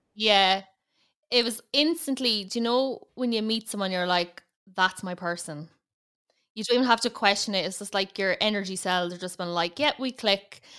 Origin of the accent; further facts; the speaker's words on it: Ireland; accent: big Irish accent; I'm based in Ireland, as you can probably tell from the big Irish accent